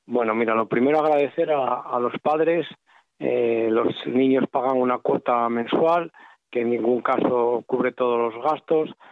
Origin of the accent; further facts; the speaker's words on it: Lugones, Asturias, Spain; yo soy de Lugones